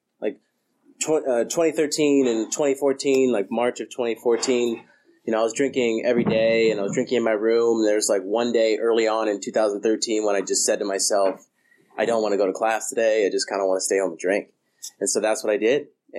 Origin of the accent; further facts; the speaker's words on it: Colorado, United States; moved away as an adult; also born or lived in Denver / Fort Collins; now in California, United States; I'm from Colorado. I just moved to California in the beginning of January